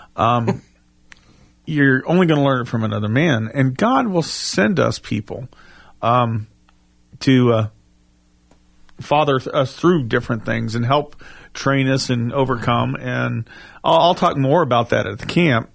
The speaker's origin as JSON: {"language": "English", "region": "the South", "country": "United States", "tie": "born or raised there", "accent": "Southern English", "said": "we grew up here in the South, so you know, our English is, you know, needs help anyways"}